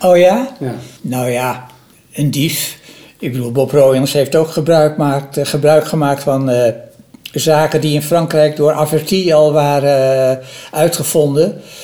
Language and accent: Dutch; Amsterdam, North Holland, Netherlands; ik ben in Amsterdam opgegroeid